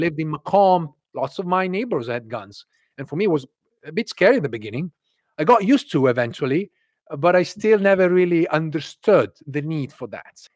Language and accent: English; Italy; English is a second language; moved away as an adult; also born or lived in London / Ireland; now in United States; I grew up in Italy, where we have universal healthcare